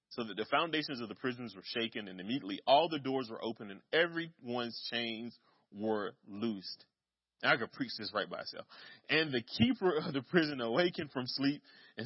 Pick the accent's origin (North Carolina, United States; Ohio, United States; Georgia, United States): North Carolina, United States; Kinston; Kinston, my hometown